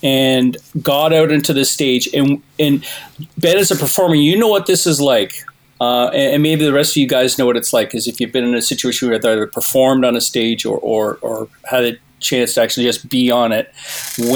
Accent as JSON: {"language": "English", "town": "Toronto", "region": "Ontario", "country": "Canada", "tie": "born or raised there", "said": "When I was a kid growing up in Toronto"}